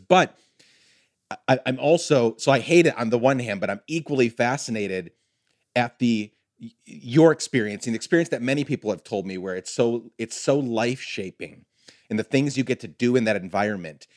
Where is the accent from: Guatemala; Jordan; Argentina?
Guatemala; moved away; I grew up in Guatemala